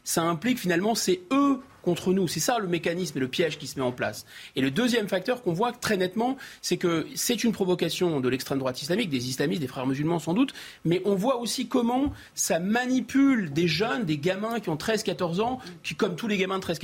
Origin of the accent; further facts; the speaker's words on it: France; On est français d'abord, avant d'être juif, avant d'être chrétien, avant d'être musulman.